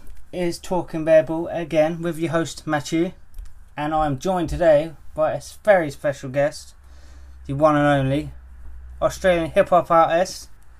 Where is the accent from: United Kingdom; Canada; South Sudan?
United Kingdom; England; I'm English and I'm too white for it to be as hot as it is.